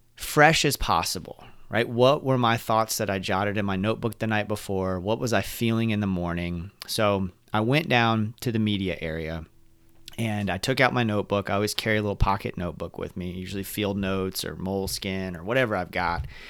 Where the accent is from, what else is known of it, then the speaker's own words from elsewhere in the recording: Orlando, Florida, United States; we're from the Orlando area